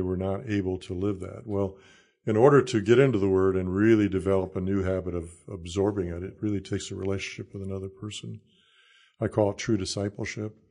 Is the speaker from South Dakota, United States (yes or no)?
yes; Salem, South Dakota, United States; also born or lived in Iowa / Kansas / Illinois; now in Nebraska, United States; I grew up in South Dakota